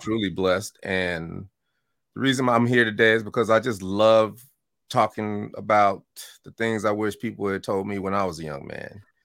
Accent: Denver, Colorado, United States; moved away; also born or lived in Chicago / Oakland / Atlanta; I was born in Chicago and I moved to Denver at four years old

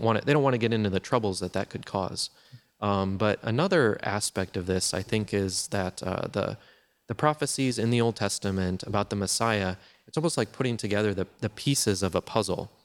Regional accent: Wisconsin, United States; I grew up in Wisconsin, which is the land of cheese and, uh, Green Bay Packers

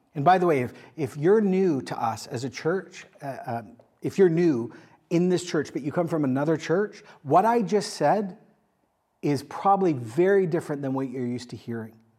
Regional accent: Canada; I am a Canadian.

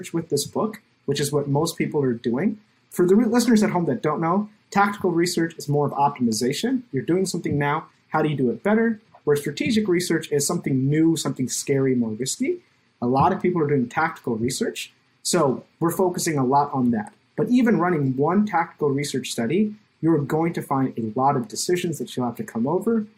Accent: India; now in United States; being an Indian immigrant in America

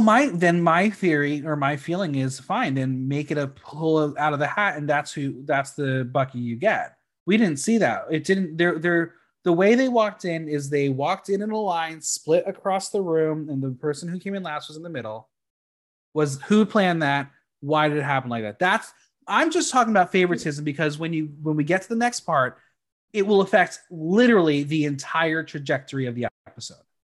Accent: New York City, New York, United States; us New Yorkers

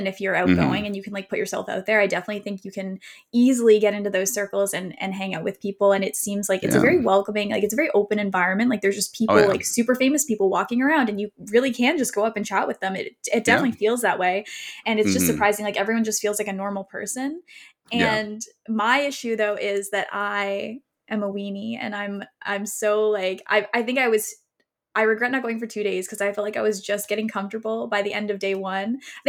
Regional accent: Canada; I'm from Canada.

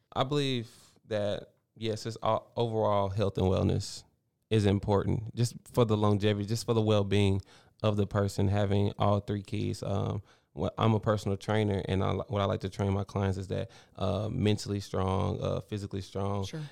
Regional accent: Baytown, Texas, United States; moved away as an adult; I grew up here in Baytown, went to Travis Elementary, Baytown Junior

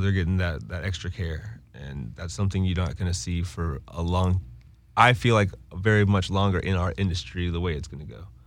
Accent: Winston-Salem, North Carolina, United States; I'm from Winston-Salem, North Carolina

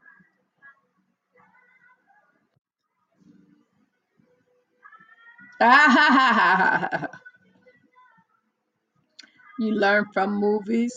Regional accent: New York, United States; accent: New York; From the east part of New York. You can't tell by my accent

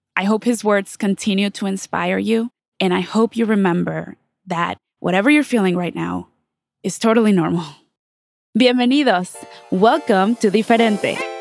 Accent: Mexico; now in Los Angeles, United States; I'm from Mexico

